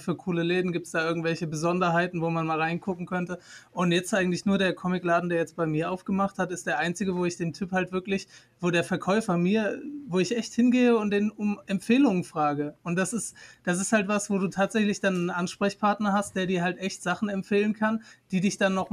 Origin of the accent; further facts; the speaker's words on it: Turkey; wenn ich da reingehe, ich bin Türke, denken Sie, dass ich die ausrauben möchte?